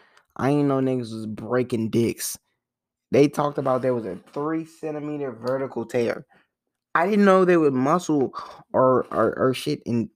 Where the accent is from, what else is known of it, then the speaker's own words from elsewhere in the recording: Philadelphia, Pennsylvania, United States; born there; Like, I was born in Philly bus. I don't know the... I don't know the name of the bus.